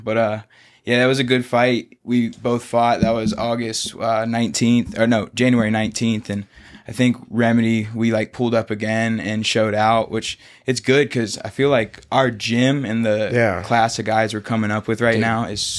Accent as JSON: {"language": "English", "town": "Pace", "region": "Florida", "country": "United States", "tie": "born or raised there", "said": "I grew up here. I went to the beach. Like, I am from Pensacola. I'm from Pace."}